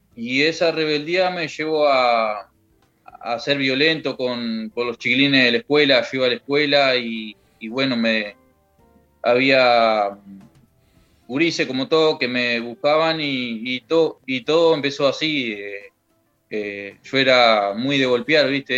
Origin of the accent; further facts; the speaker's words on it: Young, Río Negro, Uruguay; now in Rivera, Uruguay; yo me crié en Jung.